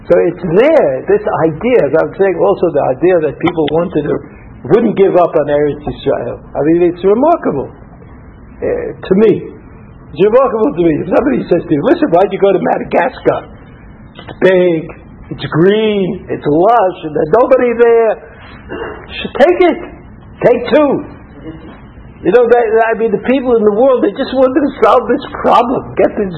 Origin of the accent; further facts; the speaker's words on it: New York City, New York, United States; now in Israel; I was from Brooklyn